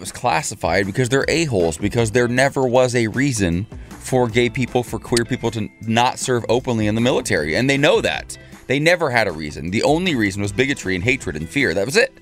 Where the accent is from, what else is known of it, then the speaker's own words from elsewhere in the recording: Ohio, United States; now in West Coast, United States; my home state of Ohio